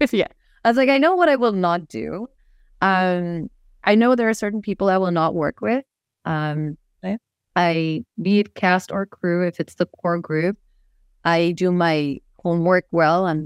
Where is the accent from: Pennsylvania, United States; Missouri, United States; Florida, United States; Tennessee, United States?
Missouri, United States; born there; also born or lived in Nepal / India; I was born in Missouri of Nepali parents who moved back to Nepal and went to India.